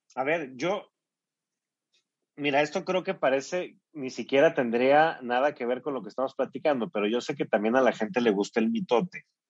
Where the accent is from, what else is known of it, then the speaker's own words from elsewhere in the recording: Mexico; somos vecinos de Estados Unidos